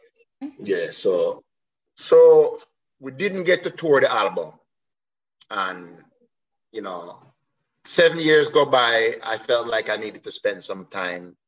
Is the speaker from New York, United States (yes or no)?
yes; New York City, New York, United States; also born or lived in Jamaica; me being a New Yorker, you know, having my family back in New York